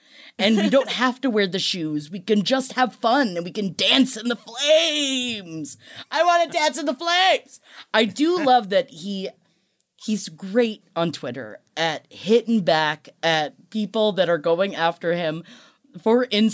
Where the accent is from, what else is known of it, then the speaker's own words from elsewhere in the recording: New York City, New York, United States; I grew up in Queens. But if there's one thing you learn growing up in Queens in the early 90s, don't wear nice shoes